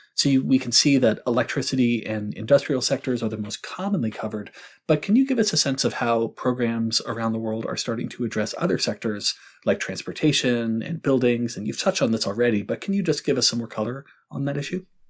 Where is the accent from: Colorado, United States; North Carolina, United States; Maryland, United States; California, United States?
North Carolina, United States; I'm from North Carolina